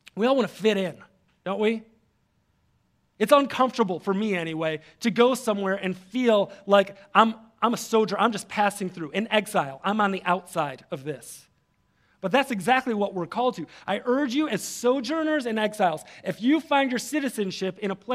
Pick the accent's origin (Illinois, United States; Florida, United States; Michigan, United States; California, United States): Michigan, United States; Detroit; If I'm somewhere else, I say I'm from Detroit. If I'm here, I say I'm from the East Side. I'm an East Sider, right?